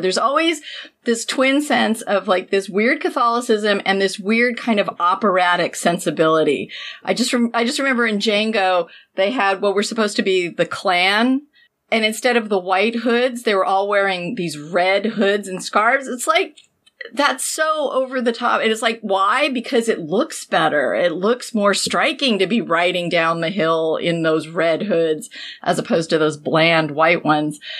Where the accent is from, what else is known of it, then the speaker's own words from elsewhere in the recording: San Diego, California, United States; being a teenager and growing up near the Vogue Theater in San Diego